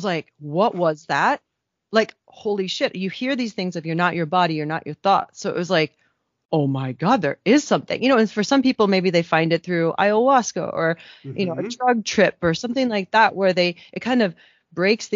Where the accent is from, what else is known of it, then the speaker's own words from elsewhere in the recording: Midwest, United States; moved away as an adult; also born or lived in Kenya; I grew up in the Midwest